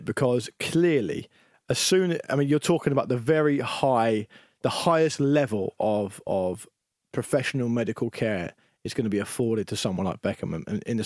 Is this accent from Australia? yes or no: no; England, United Kingdom; we're English